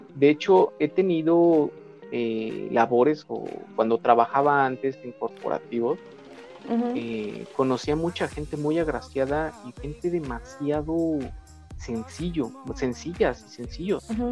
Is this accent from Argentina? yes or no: no; Mexico; como mexicanos